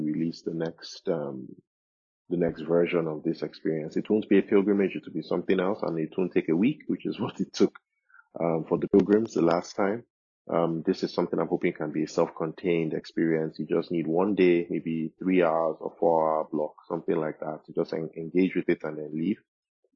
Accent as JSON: {"language": "English", "country": "Nigeria", "said": "me, myself, as a Nigerian, as an African"}